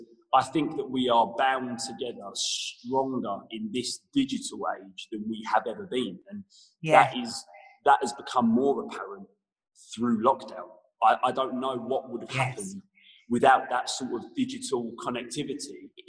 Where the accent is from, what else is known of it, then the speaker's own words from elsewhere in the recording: Leytonstone, London, United Kingdom; born there; I was born in Leytonstone.